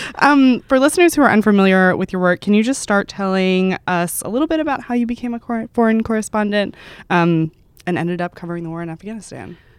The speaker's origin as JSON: {"language": "English", "region": "Texas", "country": "United States", "said": "I'm from Texas"}